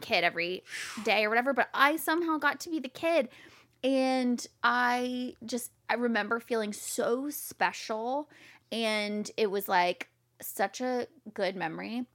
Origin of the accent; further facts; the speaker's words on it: Jacksonville, Florida, United States; moved away as an adult; now in San Diego, United States; I was born in Jacksonville, Florida.